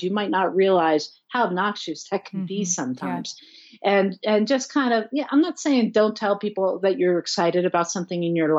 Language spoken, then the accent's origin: English; New Jersey, United States; moved away as an adult; now in Colorado, United States; I'm from Jersey